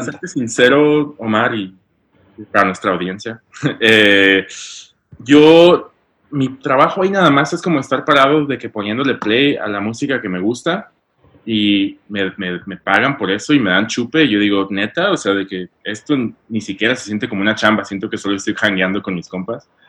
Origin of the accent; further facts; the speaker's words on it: León, Guanajuato, Mexico; moved away as an adult; now in New York, United States; yo soy de, León, Guanajuato